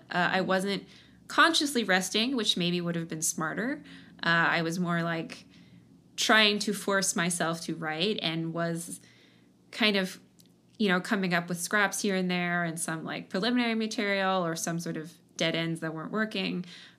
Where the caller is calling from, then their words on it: Seattle, Washington, United States; I'm at home in Seattle.